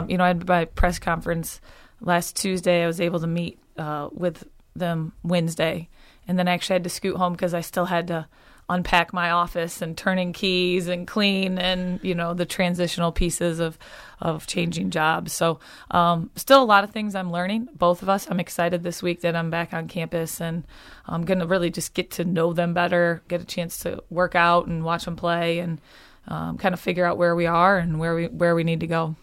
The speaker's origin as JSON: {"language": "English", "town": "Okemos", "region": "Michigan", "country": "United States", "tie": "born or raised there", "moved": "as an adult", "said": "born and raised, family here, um, a wonderful place to grow up"}